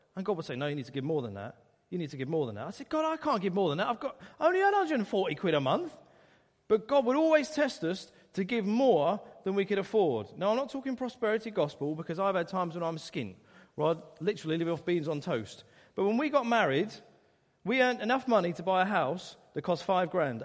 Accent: Essex, East of England, United Kingdom; I grew up in Essex, wonderful county

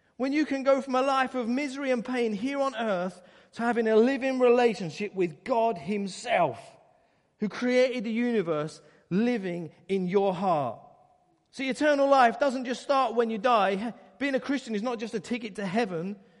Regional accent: Essex, East of England, United Kingdom; I grew up in Essex, wonderful county

